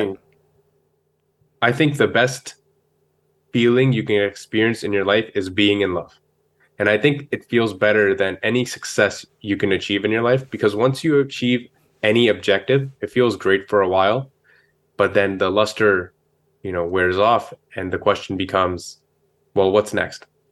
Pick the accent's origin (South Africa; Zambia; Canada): Canada; Brampton, Ontario; also born or lived in Ludhiana, Punjab, India / Carbondale, Illinois, United States; So I grew up in Brampton